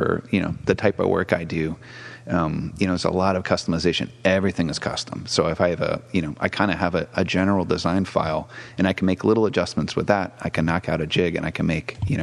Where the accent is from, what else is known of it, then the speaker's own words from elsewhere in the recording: Massachusetts, United States; moved away as an adult; also born or lived in Brazil / Pennsylvania; now in San Francisco Bay Area, United States; I'm from East Coast, so Massachusetts, lived in Brazil for a little bit, and then Pennsylvania